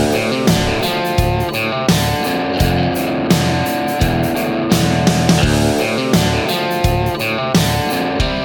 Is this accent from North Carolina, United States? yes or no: no; Georgia, United States; moved away as an adult; now in Texas, United States; I was from Georgia